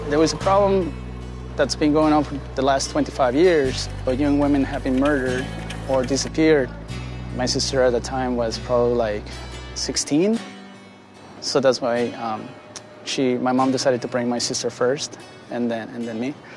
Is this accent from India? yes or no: no; Ciudad Juárez, Chihuahua, Mexico; now in United States; I grew up in Ciudad Juarez in Mexico